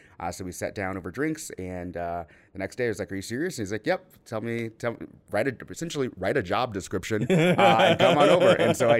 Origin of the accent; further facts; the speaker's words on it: Phoenix, Arizona, United States; So I'm an Arizona native, as Mike just said. So I grew up here in Phoenix, went to high school downtown, actually, with Mike, but we did not know each other, which is so weird to me.